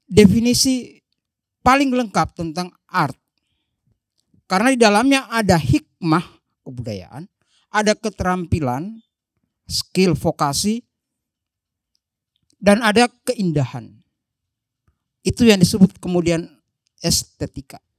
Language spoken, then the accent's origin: Indonesian; Donggala, Central Sulawesi, Indonesia; Saya bukan orang Jawa, saya dari Donggala, maka saya harus melihat kamus